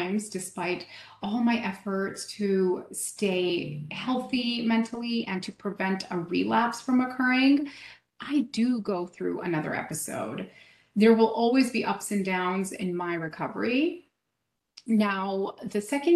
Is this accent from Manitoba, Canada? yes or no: no; Vancouver, British Columbia, Canada; moved away as an adult; now in Chicago, United States; I'm originally from Vancouver, BC. But for the past 5 years, I've been living in Chicago